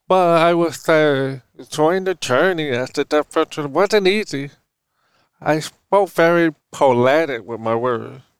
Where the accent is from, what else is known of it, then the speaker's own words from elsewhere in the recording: Oakland, California, United States; happiest time I still growing up in Oakland, California. My mother … was single mom who took care of us five.